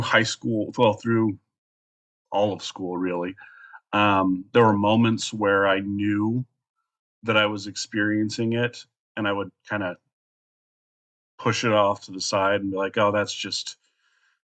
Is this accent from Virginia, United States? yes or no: no; Colorado, United States; moved away as an adult; now in Alaska, United States; I'm originally from Colorado, a little tiny town in Colorado. I've been living in Alaska for almost a year.